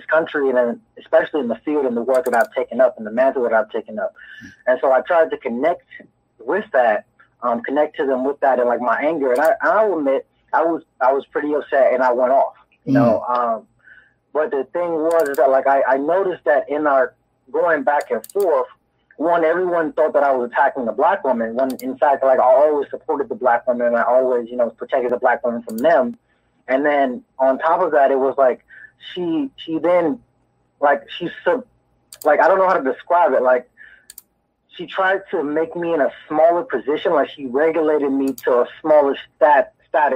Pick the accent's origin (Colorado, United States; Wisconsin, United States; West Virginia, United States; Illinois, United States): Illinois, United States; Chicago; now in Washington State, United States; I'm located in Washington State right now, but I'm really from the South Side of Chicago